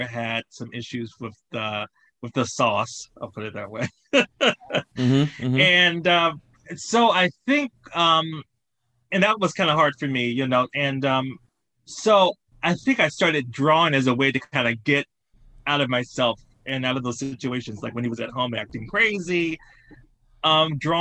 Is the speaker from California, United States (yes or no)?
no; Salisbury, North Carolina, United States; also born or lived in Boston / Providence; now in New York, United States; I'm from Salisbury, North Carolina, and it's a town right outside of Charlotte. And I was born kind of like into an artistic family.